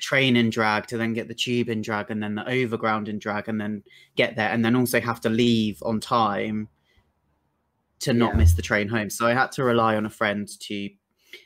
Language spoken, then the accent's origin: English; Brighton, South East England, United Kingdom; I'm from Brighton and it's quite hard to break out anywhere in Brighton